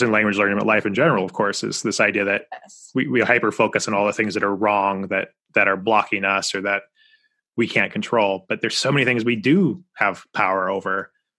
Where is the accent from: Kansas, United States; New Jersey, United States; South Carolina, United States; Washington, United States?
Washington, United States; first language English; also born or lived in Southern California, United States; So I currently live about 4 hours east of Seattle, but I grew up in Western Washington State and Southern okay. California.